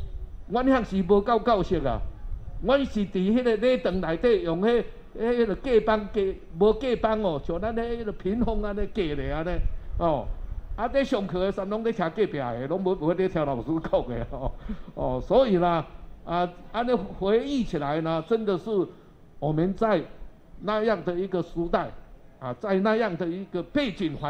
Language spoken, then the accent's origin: Chinese; Tainan, Taiwan; 我从小就在这里呢，每天走路呢到这边来上课。